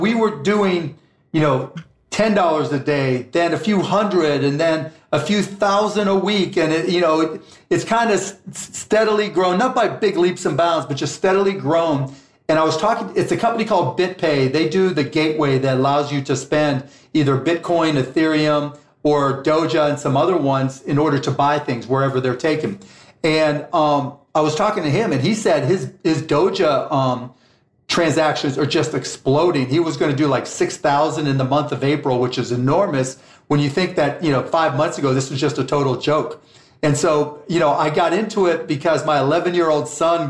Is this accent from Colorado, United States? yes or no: no; Pittsburgh, Pennsylvania, United States; my hometown Pittsburgh Pirates